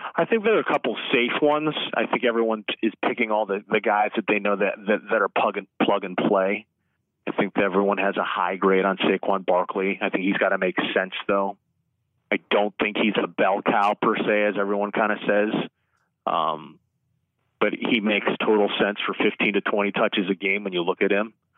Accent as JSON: {"language": "English", "town": "Chicago", "region": "Illinois", "country": "United States", "tie": "born or raised there", "said": "as a Bears fan growing up in Chicago"}